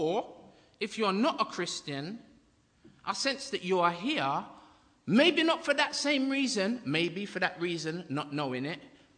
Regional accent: England, United Kingdom; also born or lived in Jamaica; I'm from a place abroad, a foreign place called England

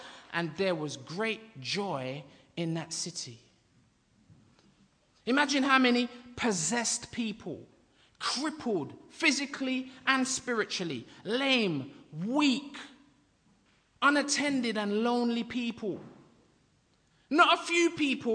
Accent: England, United Kingdom; also born or lived in Jamaica; I'm from a place abroad, a foreign place called England

